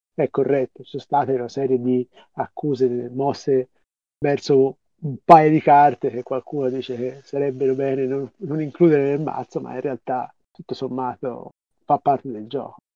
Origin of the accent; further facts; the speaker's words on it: Florence, Tuscany, Italy; io sono di Firenze